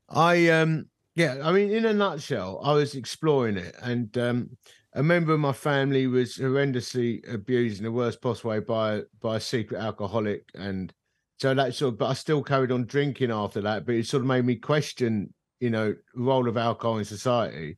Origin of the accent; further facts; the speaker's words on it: United Kingdom; I'm British